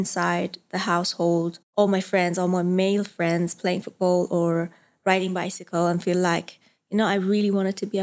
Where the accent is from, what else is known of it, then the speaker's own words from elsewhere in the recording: Isfahan, Iran; moved away as an adult; I was born in Iran, in Isfahan, which is a traditional city.